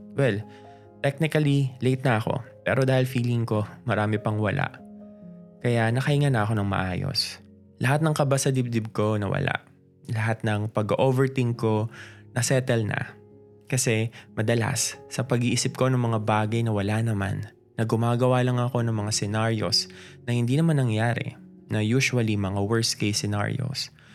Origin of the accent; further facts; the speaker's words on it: Caloocan, Metro Manila, Philippines; taga North Caloocan ako na konting lakad na lang, Bulacan